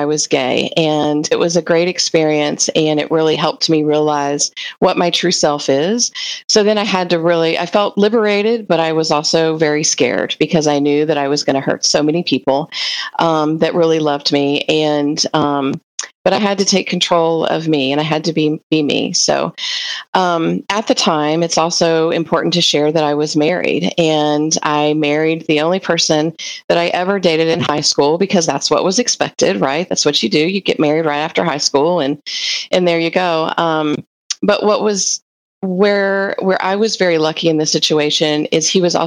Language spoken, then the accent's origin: English; Hamilton, Ohio, United States; I grew up in Ohio, a very small town called Hamilton